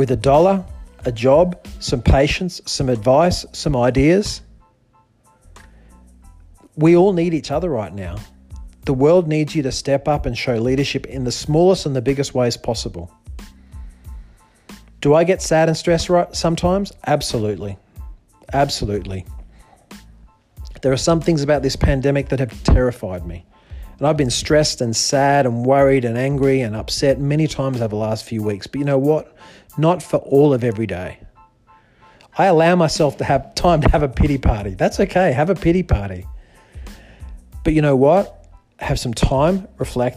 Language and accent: English; Australia; moved away; also born or lived in China; I'm a Westerner. I grew up in Australia